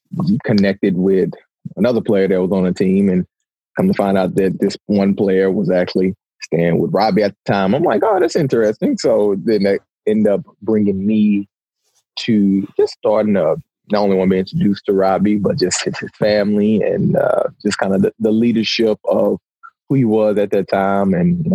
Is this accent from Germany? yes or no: no; Houston, Texas, United States; also born or lived in Austin, Texas; So, going into a smaller city, born and raised in Houston/Austin, Texas, moved a lot for parents being divorced. And so, came into Jonesboro, Arkansas, playing football.